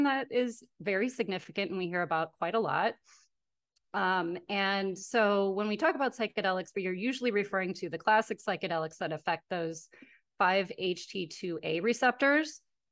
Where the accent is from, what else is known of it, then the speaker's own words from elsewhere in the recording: Wisconsin, United States; I'm from Wisconsin